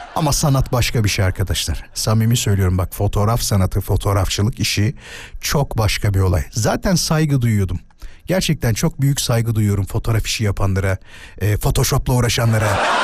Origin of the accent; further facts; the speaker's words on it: İzmit, Kocaeli, Turkey; ben İzmit'liyim